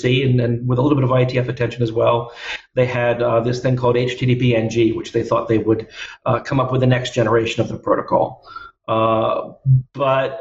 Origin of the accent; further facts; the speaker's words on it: United States; moved away as an adult; now in Australia; I'm originally American